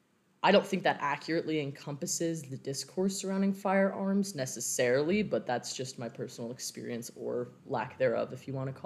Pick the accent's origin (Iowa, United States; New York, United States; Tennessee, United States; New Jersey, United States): New Jersey, United States; Cape May; I'm from Cape May, New Jersey.